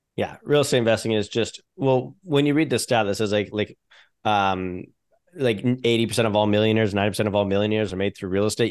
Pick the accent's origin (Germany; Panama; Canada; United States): Canada; I'm a Canadian business owner